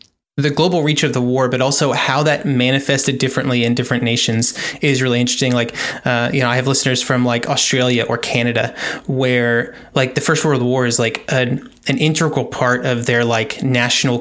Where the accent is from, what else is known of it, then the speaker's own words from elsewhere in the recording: United States; first language English; as an American who only speaks English